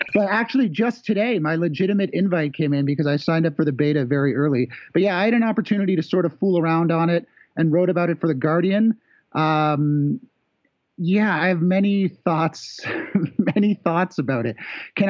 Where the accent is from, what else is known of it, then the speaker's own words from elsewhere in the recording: Canada; I should clarify that I'm technically a Canadian tourist visiting a friend in the United States.